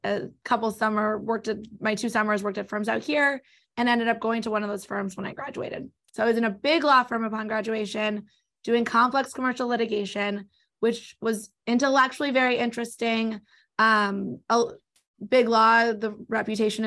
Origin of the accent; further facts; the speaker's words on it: Los Angeles, California, United States; also born or lived in New York; raised in L.A., now back in L.A., raised mostly on the West Side, grew up in Mar Vista.